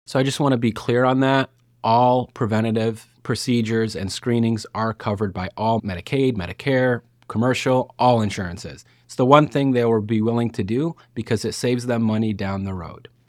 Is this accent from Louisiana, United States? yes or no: no; Lockport, Illinois, United States; I'm actually from Lockport, Illinois